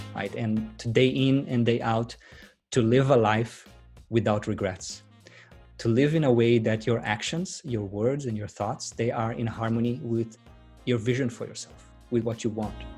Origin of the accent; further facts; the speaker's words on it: Brazil; moved away as an adult; now in Sydney, Australia; I was, uh, born and raised in Brazil, but, uh, migrated to Sydney eight years ago.